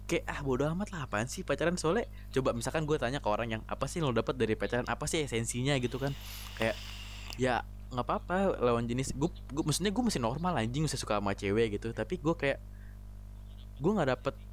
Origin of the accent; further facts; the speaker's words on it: Jakarta, Indonesia; also born or lived in Kuningan; gue kan asli Jakarta ya Jakarta kuningan itu kira-kira 290 kilo nah gue sedih itu gue sedih jauh dari keluarga gue